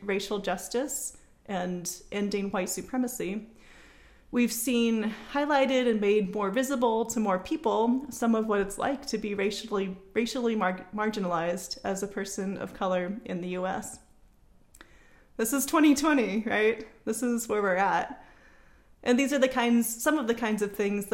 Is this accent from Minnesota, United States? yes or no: no; Bellevue, Washington, United States; moved away as an adult; also born or lived in California; I grew up in Bellevue and then moved to California for college and ended up staying there for about 13 years before moving back to the Northwest about a year ago